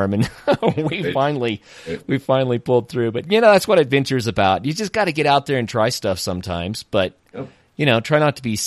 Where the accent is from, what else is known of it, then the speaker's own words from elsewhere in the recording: Tahlequah, Oklahoma, United States; I grew up in Tahlequah, Oklahoma